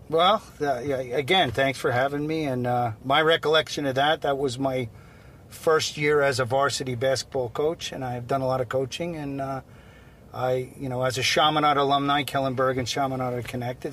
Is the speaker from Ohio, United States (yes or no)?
no; Seaford, New York, United States; also born or lived in Port Jefferson, New York; I grew up in Seaford, Long Island